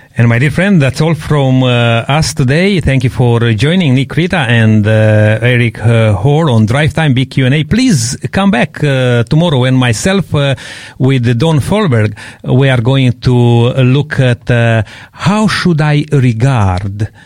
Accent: Transylvania, Romania; moved away; I come from Transylvania

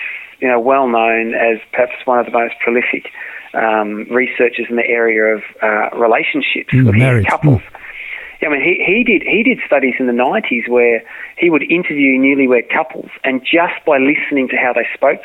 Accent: Australia; I'm an Aussie

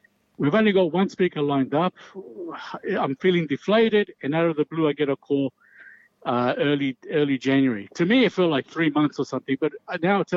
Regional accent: Chile; now in Australia; I'm originally from Chile as well.

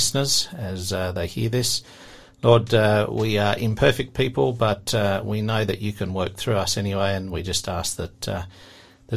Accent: Tasmania, Australia; also born or lived in Queensland; I was actually born in Queensland, but I've lived in Tasmania since I was young

